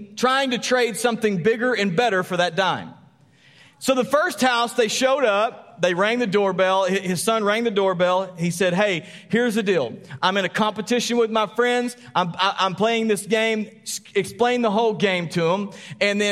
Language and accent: English; Texas, United States; we're Texan.